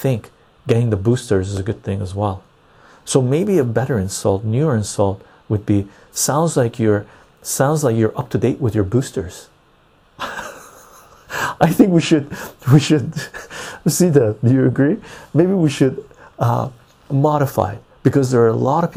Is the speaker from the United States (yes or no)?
no; Iran; now in Canada; I'm Armenian from Iran